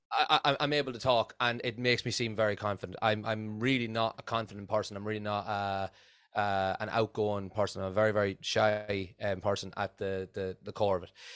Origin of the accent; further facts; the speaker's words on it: Offaly, Leinster, Ireland; I'm, I'm from Offaly in, in Ireland